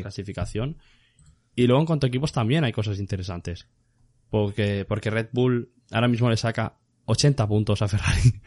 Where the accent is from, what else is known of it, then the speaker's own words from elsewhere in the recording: Spain; así somos los españoles